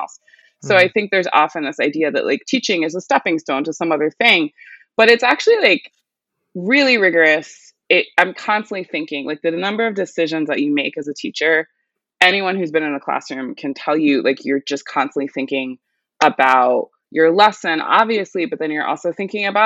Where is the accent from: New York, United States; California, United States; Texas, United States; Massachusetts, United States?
New York, United States; New York City; I was born and raised in New York City